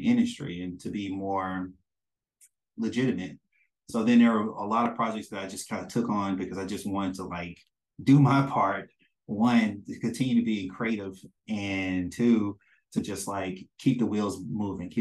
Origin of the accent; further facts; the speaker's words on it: Mississippi, United States; now in Maryland, United States; I'm a man from Mississippi